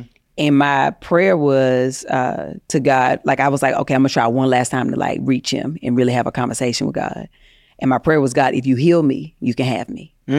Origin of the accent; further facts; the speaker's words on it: the South, United States; oh, I grew up in the South, right? So I grew up going to church